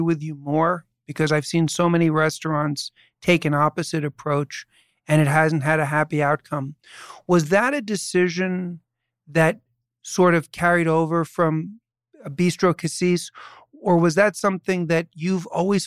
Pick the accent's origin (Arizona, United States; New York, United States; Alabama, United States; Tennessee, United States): New York, United States; New York City; I was born and raised in New York City, and I grew up, as I say, in New York City